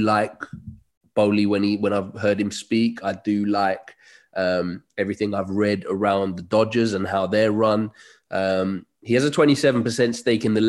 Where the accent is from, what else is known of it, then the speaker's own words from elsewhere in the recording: London, United Kingdom; I grew up in West London